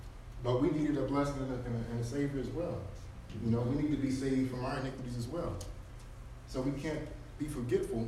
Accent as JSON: {"language": "English", "town": "College Park", "country": "United States", "said": "I'm from College Park"}